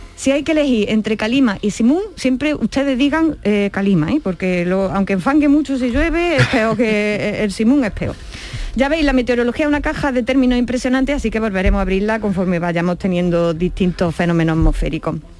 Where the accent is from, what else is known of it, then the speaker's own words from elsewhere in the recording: Andalusia, Spain; quienes somos de Andalucía